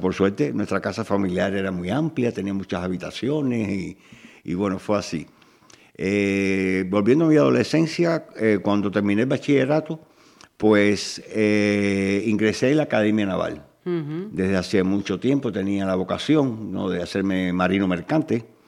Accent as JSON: {"language": "Spanish", "country": "Cuba", "tie": "born or raised there", "also_born_or_lived": "Galicia, Spain", "moved": "as an adult", "lives_now": "Spain", "said": "yo me definiría como cubano de nacimiento y galego de adopción"}